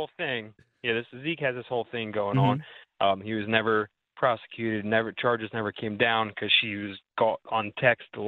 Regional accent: Philadelphia, Pennsylvania, United States; I born and raised in Philadelphia.

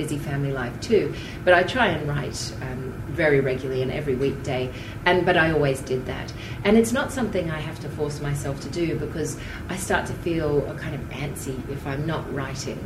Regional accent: Tamborine Mountain, Queensland, Australia; now in Brisbane, Australia; I'd been studying speech and drama growing up on Tambourine Mountain

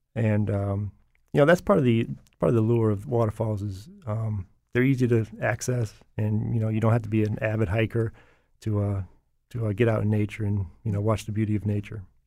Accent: Portland, Connecticut, United States; I have been, um, growing up in Portland.

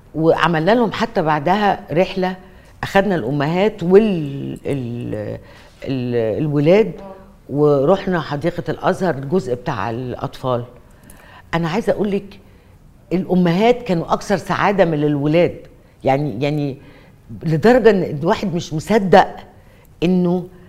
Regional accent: Egypt; مئات المباني عندنا في مصر

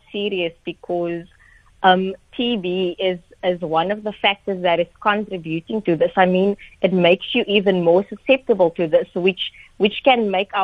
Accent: Atlantis, Western Cape, South Africa; I'm originally from Atlantis in the Cape Flats

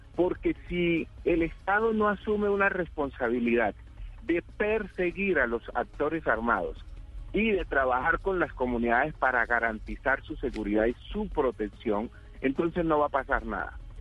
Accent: Colombia; ¿somos o no somos colombianos?

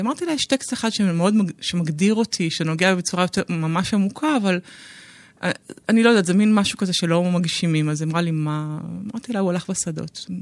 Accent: Israel; אני בת קיבוץ, בוגרת קיבוץ, בוגרת לינה משותפת

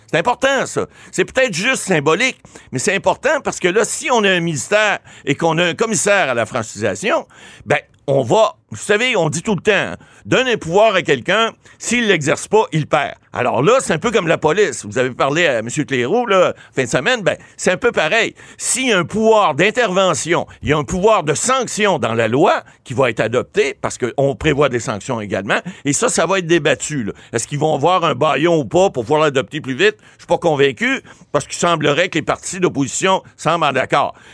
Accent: Ottawa, Ontario, Canada; il semble-t-il que c'est des gens d'Ottawa qui font, font. Je suis natif d'Ottawa.

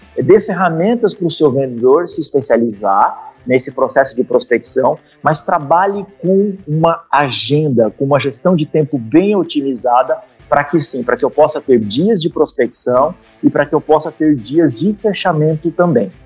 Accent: Curitiba, Paraná, Brazil; Eu sou de Curitiba, né? Eu moro aqui em Curitiba

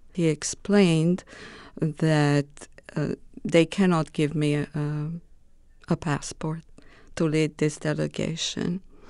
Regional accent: Romania; English is a second language; moved away as an adult; I was asked to lead a delegation of Romanian officials from my hometown to Holland.

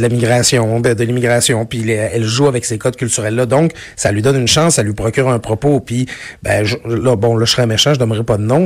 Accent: Quebec, Canada; je viens du Lac-Saint-Jean

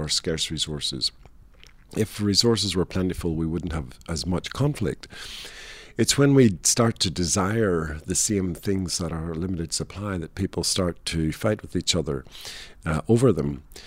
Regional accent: Northern Ireland, United Kingdom; moved away as an adult; the product of twenty-five years growing up in Northern Ireland

